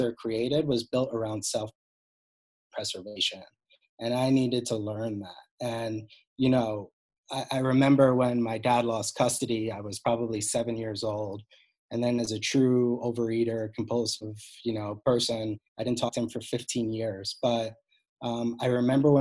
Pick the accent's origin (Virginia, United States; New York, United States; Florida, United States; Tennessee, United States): New York, United States; Cold Spring Harbor; I grew up on Long Island in a very perfect looking family, dad doctor, mom psychologist, Cold Spring Harbor